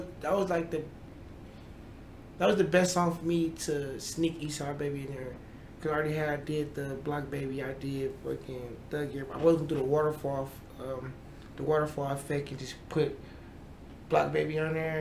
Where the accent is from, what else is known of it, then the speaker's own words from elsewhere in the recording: Milwaukee, Wisconsin, United States; I'm from Milwaukee.